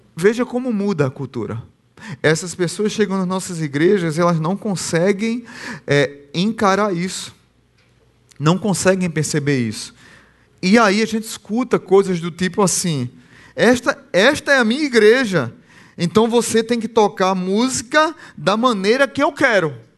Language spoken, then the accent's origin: Portuguese; Northeast Region, Brazil; eu sou brasileiro e nordestino